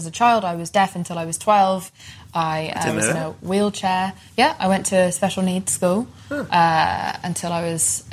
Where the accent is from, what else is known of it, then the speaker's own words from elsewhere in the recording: England, United Kingdom; I was bullied for being Pakistani in a time in England